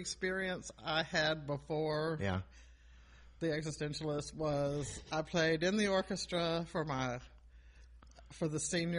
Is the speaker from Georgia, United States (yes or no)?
yes; Atlanta, Georgia, United States; also born or lived in Anniston, Alabama; we moved here when I was 5, and I've lived here ever since.